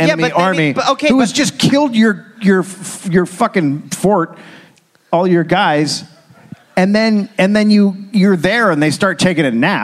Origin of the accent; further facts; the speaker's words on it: California, United States; I'm from California.